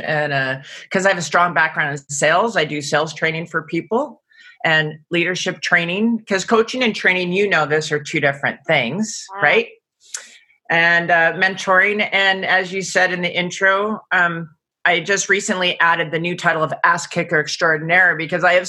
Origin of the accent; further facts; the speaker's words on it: Seattle, Washington, United States; Born and raised in Seattle, Washington.